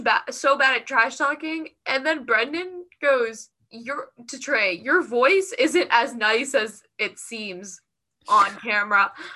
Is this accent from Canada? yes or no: yes; Canada